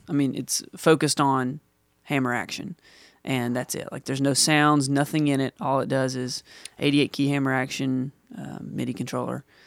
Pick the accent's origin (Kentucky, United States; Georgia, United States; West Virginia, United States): West Virginia, United States; Huntington; I'm from Huntington, West Virginia